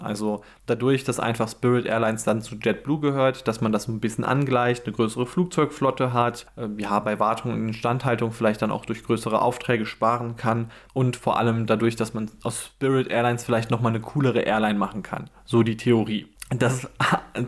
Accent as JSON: {"language": "German", "country": "Germany", "said": "als Deutscher"}